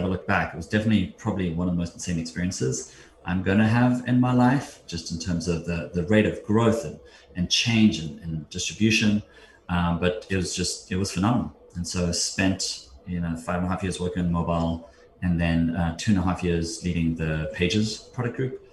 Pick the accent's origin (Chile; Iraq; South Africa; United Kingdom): South Africa; moved away as an adult; now in United States; I grew up in South Africa, moved to the States in 2002.